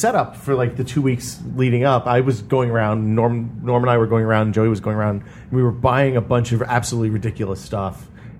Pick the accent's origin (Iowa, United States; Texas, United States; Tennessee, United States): Tennessee, United States; Northeast; I grew up in Tennessee, and in Northeast Tennessee, you can get black powder kind of anywhere.